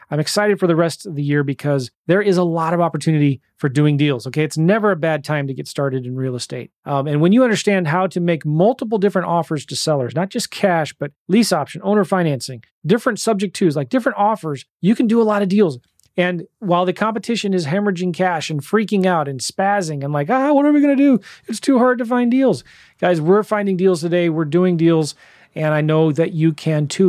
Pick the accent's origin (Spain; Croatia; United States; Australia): United States; I'm just so grateful and thankful to be born here in the United States.